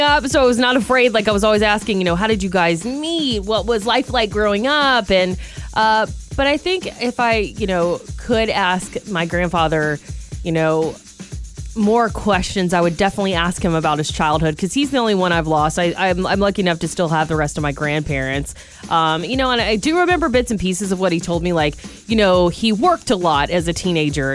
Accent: Georgia, United States; now in California, United States; we're both from Georgia

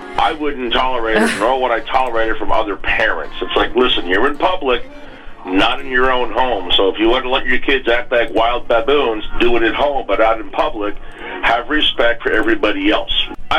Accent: New Jersey, United States; moved away; I grew up in Jersey

